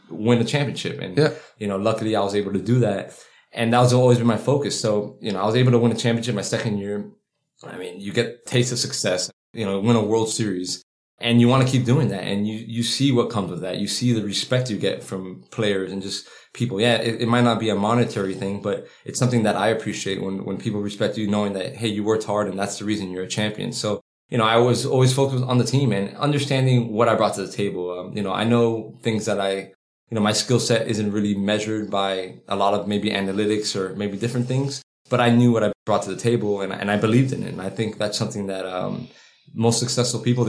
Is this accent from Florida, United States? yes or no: yes; Miami, Florida, United States; growing up in Miami, it's a fast pace